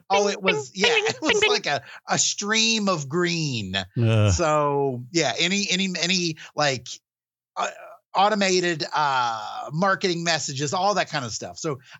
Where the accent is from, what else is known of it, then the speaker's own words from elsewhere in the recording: West Virginia, United States; accent: West Virginia; It's a West Virginia howdy.